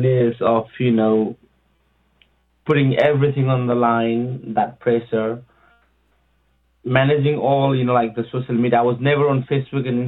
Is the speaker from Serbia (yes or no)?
no; Nepal; moved away; I'm from Nepal.